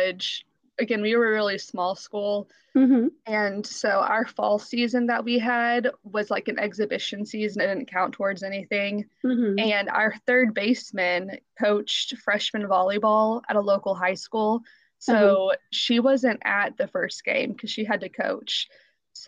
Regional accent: Southern Indiana, United States; I am originally from Southern Indiana. About 20 miles north of Louisville, Kentucky, and I currently live just across the river from Louisville, Kentucky. So I've been an Indiana girl my whole life.

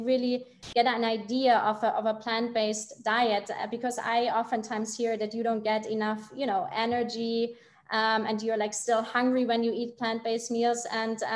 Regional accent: Germany; I'm from Germany

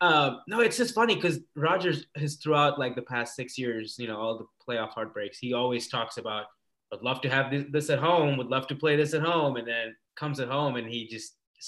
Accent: Kenya; I am an Indian guy from Kenya.

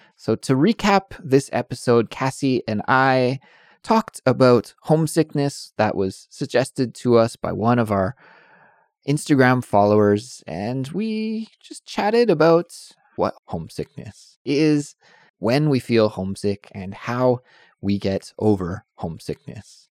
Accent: Canada; moved away as an adult; also born or lived in Calgary, Alberta / Montreal / Victoria / near Vancouver; now in South Korea; I'm from Canada, but living in Korea.

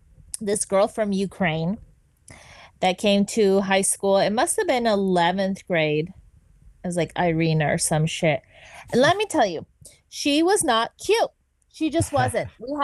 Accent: Argentina; moved away; I'm from Argentina.

